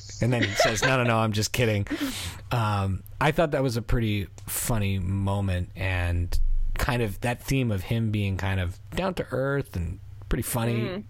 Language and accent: English; Philadelphia, Pennsylvania, United States; born there; I was an American, or I am an American, but I was born in Philly